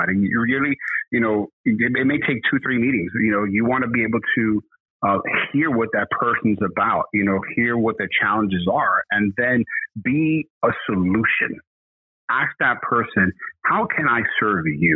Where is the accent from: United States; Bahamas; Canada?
United States; New York City, New York; we're from Brooklyn